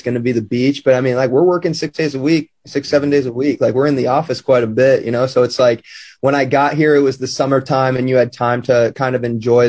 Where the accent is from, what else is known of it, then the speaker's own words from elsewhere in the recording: Midwest, United States; You know, I'm from the Midwest where about this time it's sweatshirt bonfire weather.